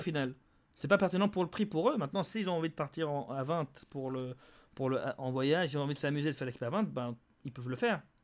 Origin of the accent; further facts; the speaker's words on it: Geneva, Switzerland; on est tous de Genève.